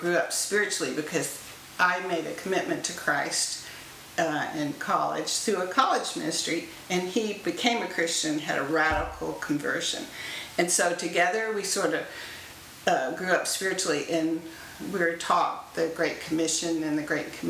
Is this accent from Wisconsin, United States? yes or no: no; Florida, United States; I grew up in Florida, and my dad was an engineer for NASA at the Space Center